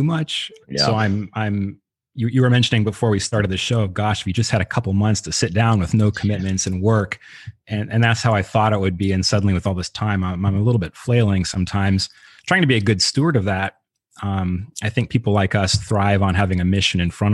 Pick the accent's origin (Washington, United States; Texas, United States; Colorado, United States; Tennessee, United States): Washington, United States; Seattle; moved away as an adult; I'm from Seattle